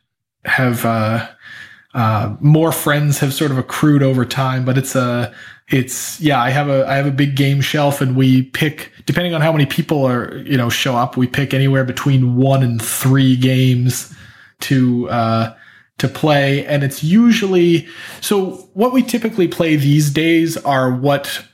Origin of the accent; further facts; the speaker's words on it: Portland, Maine, United States; moved away as an adult; also born or lived in Boston; now in Oakland, United States; I grew up just outside of Portland, Maine